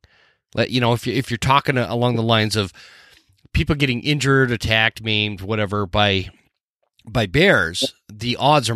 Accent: Utah, United States; now in North Idaho, United States; growing up in Utah

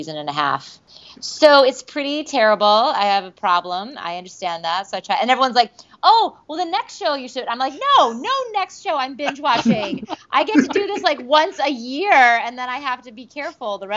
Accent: Michigan, United States; also born or lived in New York; now in Los Angeles, United States; I'm originally from Michigan, and I lived in New York for a long time, and I'm now out in L.A.

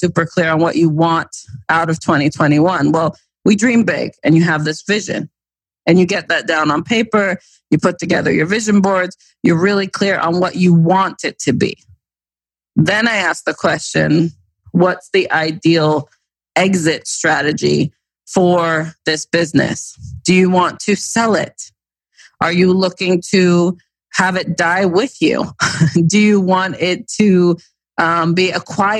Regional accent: East Coast, United States; growing up on the East Coast

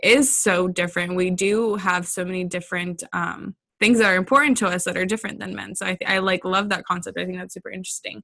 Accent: California, United States; moved away as an adult; now in Georgia, United States; I grew up in California

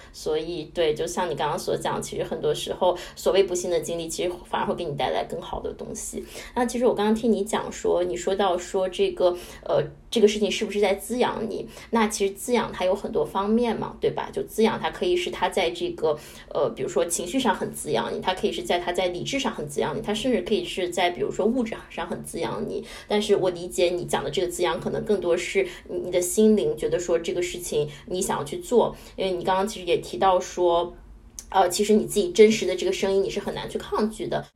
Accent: Qingdao, Shandong, China; moved away; 我是海边长大的，我是青岛人

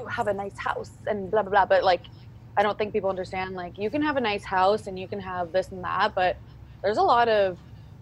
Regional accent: Calgary, Alberta, Canada; I'm from Calgary, based in Calgary, Alberta.

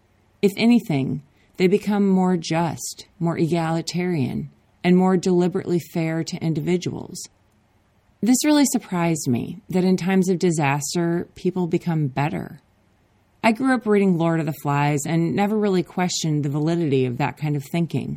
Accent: Minnesota, United States; now in Oakland, United States; I grew up in Minnesota where there are lakes

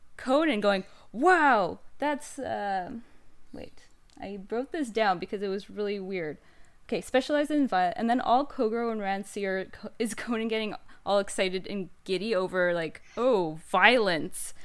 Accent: Canada; I'm Canadian

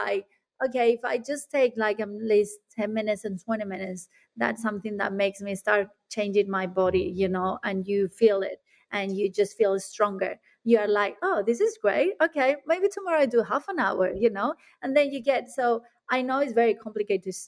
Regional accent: Spain; now in Australia; I'm coming from Spain

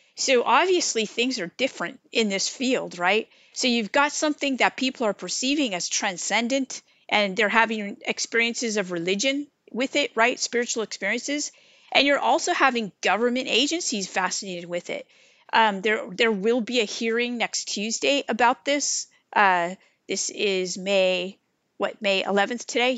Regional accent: California, United States; moved away as an adult; now in Wilmington, North Carolina, United States; I grew up in the California environment of eclectic spirituality

